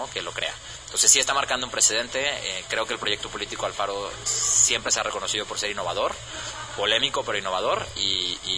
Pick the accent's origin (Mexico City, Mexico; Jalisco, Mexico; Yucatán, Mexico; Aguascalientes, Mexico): Jalisco, Mexico; que somos eh, de Jalisco, que vivimos en Jalisco, que siempre hemos estado aquí, que siempre estaremos aquí